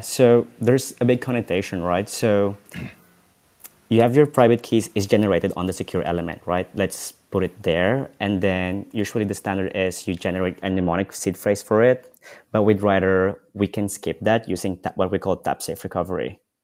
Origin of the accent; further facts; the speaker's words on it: Philippines; now in Amsterdam, Netherlands; so I live in Amsterdam, I'm from the Philippines